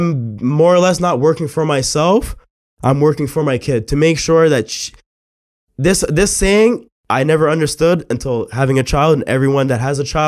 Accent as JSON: {"language": "English", "town": "Mississauga", "region": "Ontario", "country": "Canada", "tie": "born or raised there", "said": "I grew up in Mississauga"}